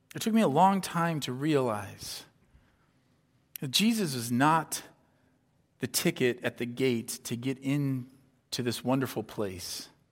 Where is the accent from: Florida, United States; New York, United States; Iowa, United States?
Iowa, United States; moved away as an adult; also born or lived in Southern California; growing up in Iowa